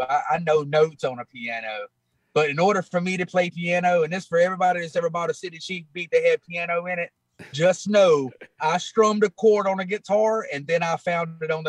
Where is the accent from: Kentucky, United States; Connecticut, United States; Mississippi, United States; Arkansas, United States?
Mississippi, United States; Moorville; also born or lived in Alabama; I am from a little bitty small town out of Tupelo, Mississippi, called Moorville, Mississippi.